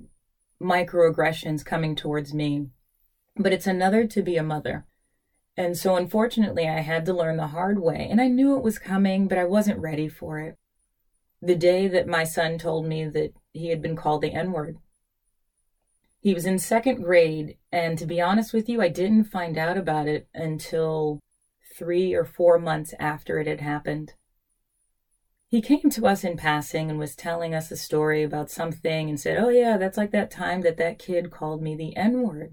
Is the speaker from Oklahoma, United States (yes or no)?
no; New York City, New York, United States; also born or lived in Queens, New York; I was born in Brooklyn, but you know, the last 4 years I've been living in Queens